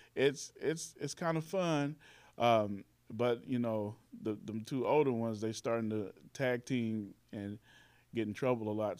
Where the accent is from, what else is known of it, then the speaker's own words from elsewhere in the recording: Carbondale, Illinois, United States; also born or lived in Indianapolis, Indiana / Chicago; moved here to Carbondale to stay. And then, and I've been here, um, ever since